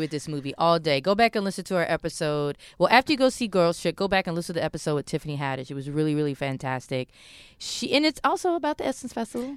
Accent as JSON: {"language": "English", "region": "Maryland", "country": "United States", "said": "I'm from Maryland"}